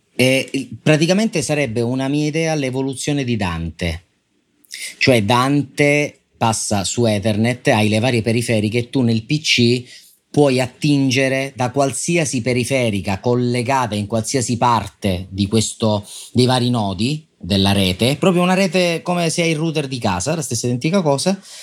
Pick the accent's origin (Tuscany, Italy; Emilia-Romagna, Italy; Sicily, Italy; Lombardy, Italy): Sicily, Italy; io sono siciliano